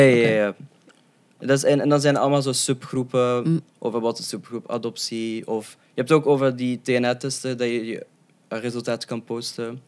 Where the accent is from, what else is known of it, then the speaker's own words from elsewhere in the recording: Leuven, Flanders, Belgium; also born or lived in Moscow, Russia; ik ben opgegroeid in Leuven en ik ben samen met mijn tweelingbroer geadopteerd